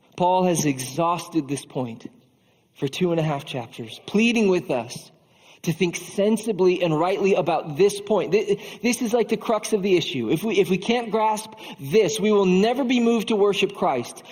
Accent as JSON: {"language": "English", "region": "Iowa", "country": "United States", "said": "As an Iowan"}